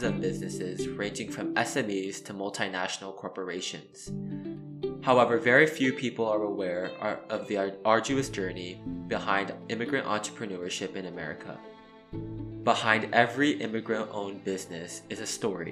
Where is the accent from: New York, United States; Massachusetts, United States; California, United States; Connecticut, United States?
California, United States; San Diego; also born or lived in New Jersey; Growing up in San Diego